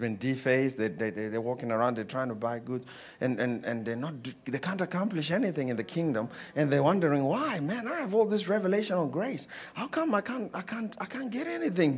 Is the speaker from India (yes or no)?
no; Zimbabwe; I come from Zimbabwe